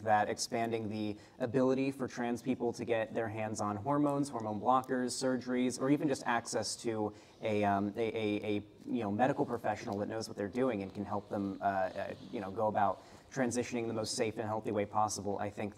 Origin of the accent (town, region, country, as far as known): Florida, United States